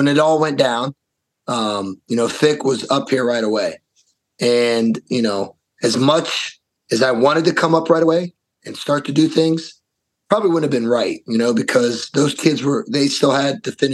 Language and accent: English; Columbus, Ohio, United States; now in Wisconsin, United States; being from Columbus, Ohio